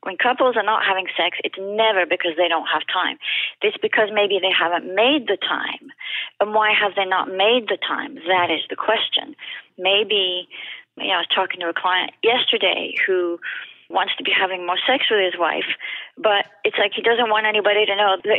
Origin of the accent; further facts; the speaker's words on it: France; English is a second language; you can't tell from my accent, but I'm French.